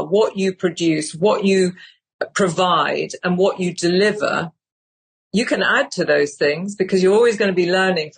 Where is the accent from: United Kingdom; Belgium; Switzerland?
United Kingdom; I'm British